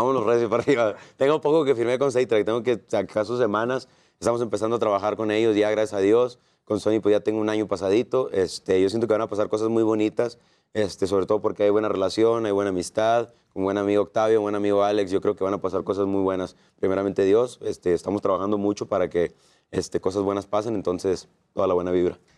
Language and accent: Spanish; Sonora, Mexico; mi tierra, Sonora